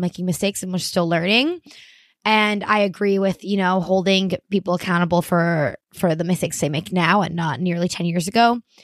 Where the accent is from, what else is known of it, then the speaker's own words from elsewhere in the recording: Miami, Florida, United States; moved away; I grew up in Miami, Florida